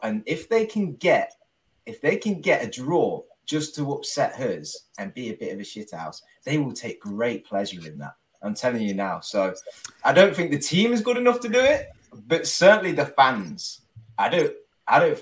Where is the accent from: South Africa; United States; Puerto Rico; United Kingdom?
United Kingdom; Leicester, East Midlands; I'm from Leicester